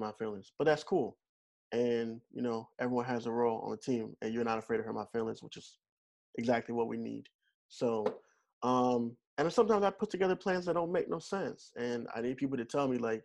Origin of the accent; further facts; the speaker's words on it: Missouri, United States; moved away; I'm originally from Missouri